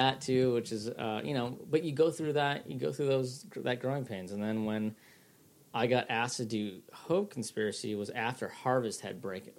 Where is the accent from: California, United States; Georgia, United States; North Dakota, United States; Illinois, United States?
Illinois, United States; Chicago; born or raised there; also born or lived in Detroit, Michigan